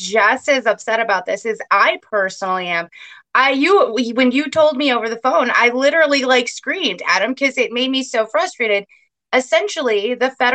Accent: Kent County, Michigan, United States; I'm from Kent County. I've lived there my entire life.

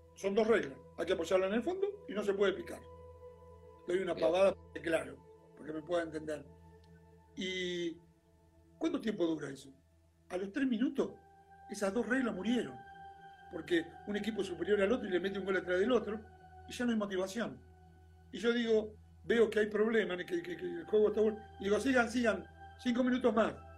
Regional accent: Argentina; en nuestro país es muy particular en un montón de cosas

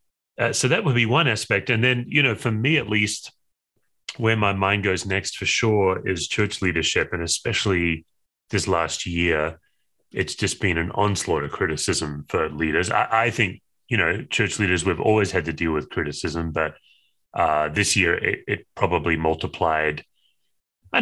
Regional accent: Western Australia, Australia; moved away as an adult; now in Denver, United States; I was born and raised in Western Australia

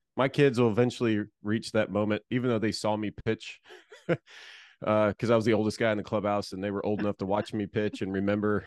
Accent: Florida, United States; I grew up in Florida

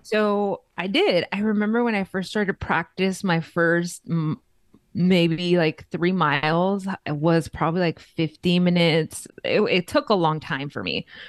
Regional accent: Los Angeles, California, United States; now in Las Vegas, United States; I am originally born and raised in East L A, Los Angeles, California

